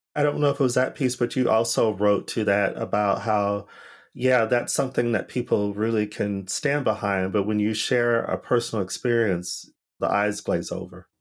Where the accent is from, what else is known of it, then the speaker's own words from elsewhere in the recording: United States; now in Europe; me being here in Europe, as an American